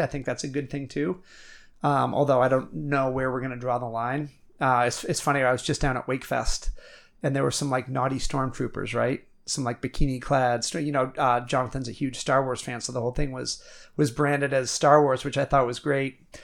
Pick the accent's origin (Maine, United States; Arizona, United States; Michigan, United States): Maine, United States; Milo; I'm a kid from Milo, Maine